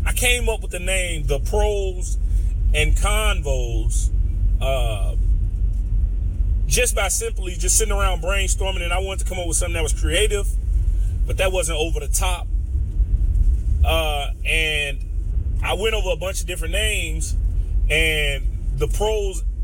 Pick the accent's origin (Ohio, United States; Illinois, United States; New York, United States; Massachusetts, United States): Illinois, United States; Chicago; I'm from Chicago